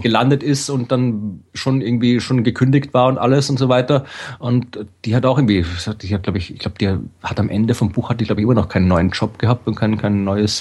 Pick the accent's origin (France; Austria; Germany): Austria; als Österreicher